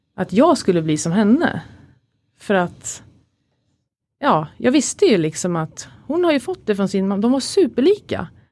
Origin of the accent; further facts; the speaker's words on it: Katrineholm, Södermanland, Sweden; moved away; also born or lived in Stockholm; växte upp som alla andra, i en, eh, eller de flesta, liksom i en eh, kärleksfull familj med mamma, pappa, min lillebror Christian då, och en storebror som heter Peter utanför Katrineholm. Så jag är inte från Stockholm från början